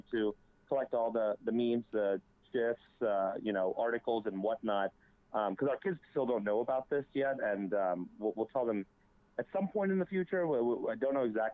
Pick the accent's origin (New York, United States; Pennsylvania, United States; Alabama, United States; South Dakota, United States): Pennsylvania, United States; Philadelphia; as a Philadelphian